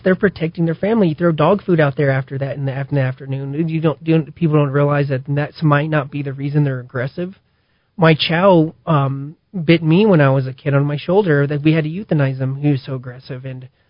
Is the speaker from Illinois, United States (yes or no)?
no; South Valley, New Mexico, United States; I grew up in the South Valley in Kenny Brick